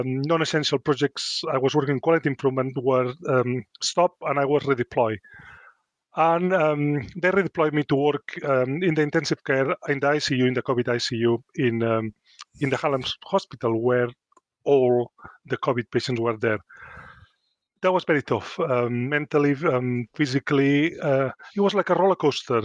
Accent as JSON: {"language": "English", "country": "Spain", "tie": "born or raised there", "also_born_or_lived": "Luton", "second_language": "English", "moved": "as an adult", "lives_now": "Chesterfield, United Kingdom", "said": "I come from Spain, it's quite a macho culture. If you ask any boy, it's changing a bit, but when I was growing up, everybody wants to be a footballer or a matador."}